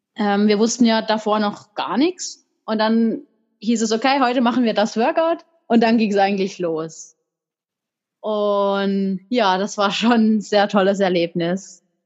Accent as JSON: {"language": "German", "area": "tri-border area of Germany, France and Switzerland", "region": "Baden-Württemberg", "country": "Germany", "tie": "born or raised there", "said": "da, wo ich herkomme, da gibt's gar keinen Stützpunkt"}